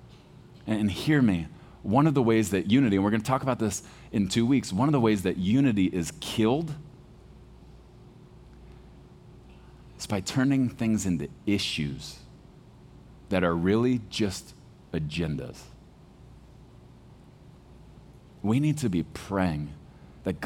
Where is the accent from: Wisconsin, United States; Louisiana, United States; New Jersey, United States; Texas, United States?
Texas, United States; I was born in Texas. Like, we eat red meat with our cereal in the morning.